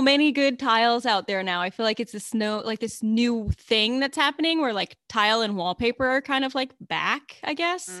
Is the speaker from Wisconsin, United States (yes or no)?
no; Alaska, United States; growing up in Alaska